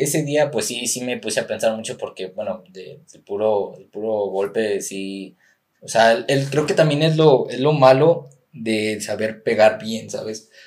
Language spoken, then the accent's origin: Spanish; San Luis Potosí, Mexico; soy de la capital, que soy potosino